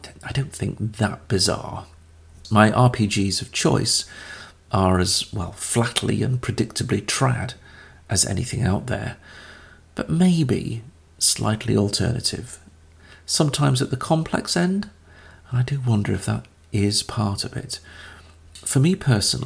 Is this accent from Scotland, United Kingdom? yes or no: yes; Caithness, Scotland, United Kingdom; I was born up in Caithness, at the top of Scotland, which means really I'm made for mist, mizzle, rain, sleet, single-digit temperatures at best, and longing.